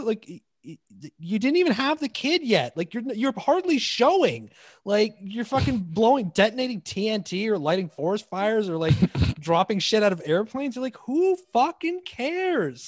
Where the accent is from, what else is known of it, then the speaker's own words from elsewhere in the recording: Toronto, Ontario, Canada; I grew up in Toronto